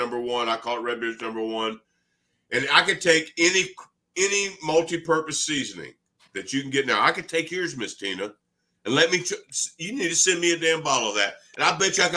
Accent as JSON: {"language": "English", "region": "Louisiana", "country": "United States", "said": "I'm from Louisiana"}